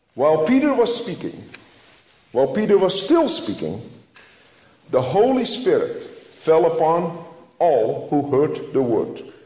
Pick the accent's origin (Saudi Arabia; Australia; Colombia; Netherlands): Netherlands; moved away as an adult; now in United States; I grew up in the Dutch Reformed family in Holland.